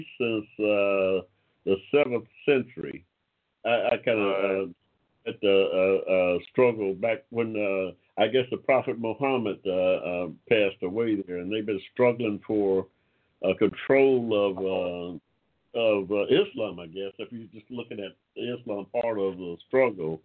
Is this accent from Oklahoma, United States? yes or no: no; Georgia, United States; also born or lived in Ohio; I'm a good old Georgia boy myself, but I spent some time in Ohio during my adolescent years